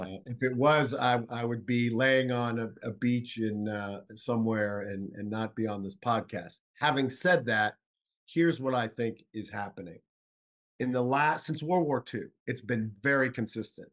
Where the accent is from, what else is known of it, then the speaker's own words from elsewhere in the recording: South Florida, United States; moved away; I'm from South Florida, born and raised